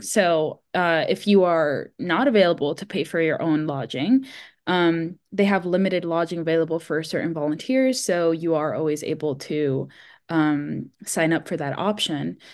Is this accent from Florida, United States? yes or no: yes; Miami, Florida, United States; I grew up in Miami, Florida, where, of course, it doesn't snow